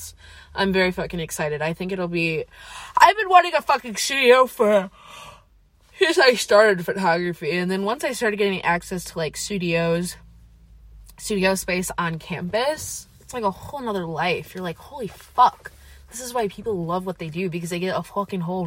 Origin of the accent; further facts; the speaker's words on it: Eau Claire, Wisconsin, United States; also born or lived in Madison, Wisconsin / Menomonie, Wisconsin; I'm also from Eau Claire, Wisconsin. I've lived there most of my life. I was born in Madison, Wisconsin, lived there for 5 years, but truly an Eau Claire native.